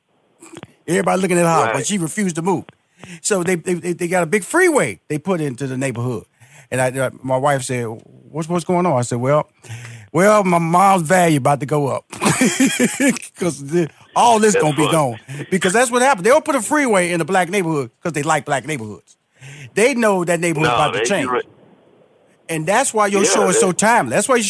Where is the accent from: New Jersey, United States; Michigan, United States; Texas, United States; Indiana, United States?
Texas, United States; Houston; It was so funny, because I'm from Houston, Texas. I'm from Fifth Ward. Fifth Ward is a black community.